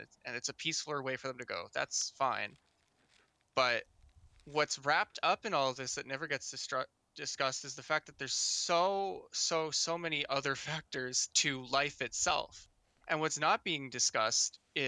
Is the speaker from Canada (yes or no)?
yes; Canada; I live in Canada